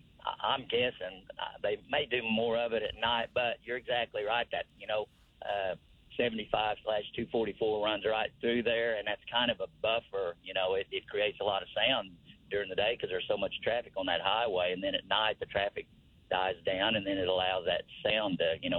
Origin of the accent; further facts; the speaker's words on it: Tulsa, Oklahoma, United States; I was born and raised in Red Fork, which is West Tulsa. It's right there by the rail yard.